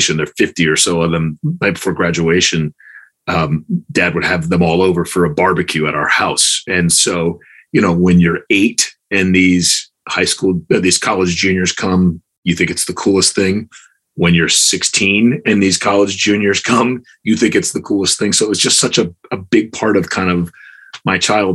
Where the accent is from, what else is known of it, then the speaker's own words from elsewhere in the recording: Chapel Hill, North Carolina, United States; I grew up in Chapel Hill, North Carolina, back when Chapel Hill was a one high school town